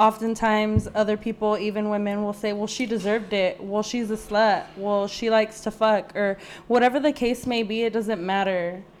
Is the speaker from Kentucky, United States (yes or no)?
no; Whittier, California, United States; here in my hometown of Whittier